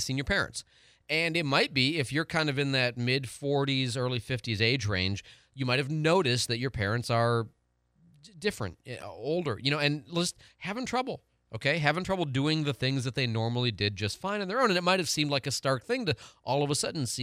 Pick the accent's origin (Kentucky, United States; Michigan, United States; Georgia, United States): Michigan, United States; I'm from Michigan